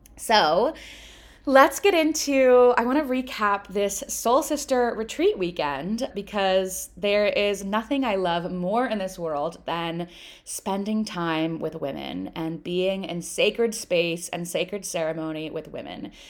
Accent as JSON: {"language": "English", "country": "United States", "tie": "born or raised there", "said": "I'm American, I grew up in America"}